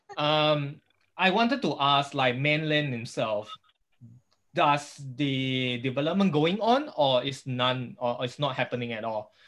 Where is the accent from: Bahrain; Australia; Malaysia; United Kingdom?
Malaysia; as a Malaysian architects.